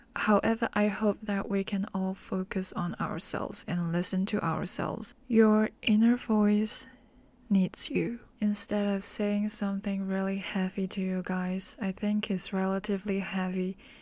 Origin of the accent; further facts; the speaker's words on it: Hong Kong; English is a second language; I'm from Hong Kong.